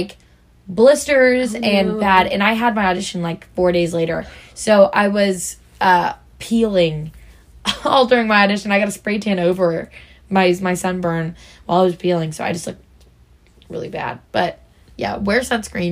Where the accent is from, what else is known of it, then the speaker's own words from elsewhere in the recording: Missouri, United States; We're from Missouri